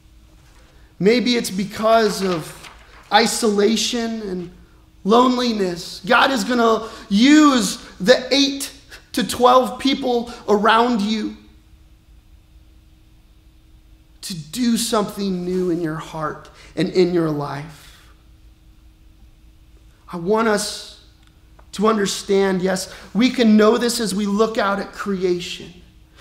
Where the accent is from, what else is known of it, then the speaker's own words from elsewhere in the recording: Colorado, United States; now in Peoria, United States; I grew up in Colorado, and like our family business was outfitting